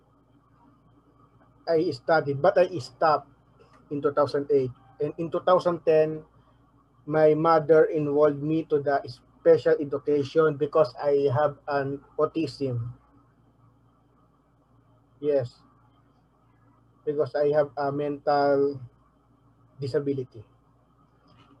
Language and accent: English; Manila, Metro Manila, Philippines; also born or lived in Navotas / Malabon; I was born in Tondo Hospital in Manila, Philippines